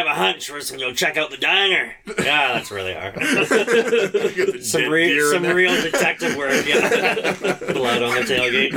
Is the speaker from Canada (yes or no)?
yes; Canada; we are Canadian